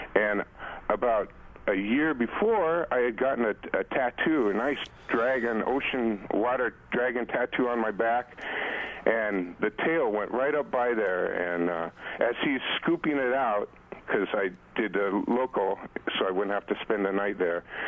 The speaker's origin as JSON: {"language": "English", "town": "Inglewood", "region": "California", "country": "United States", "tie": "born or raised there", "also_born_or_lived": "Hawthorne, California", "moved": "yes", "lives_now": "Waimanalo, United States", "said": "was born and raised in Inglewood, Hawthorne, eh, California"}